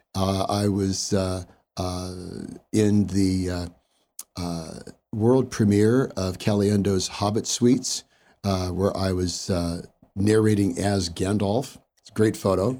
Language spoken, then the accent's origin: English; Hayward, California, United States; I grew up in Hayward, uh, born and raised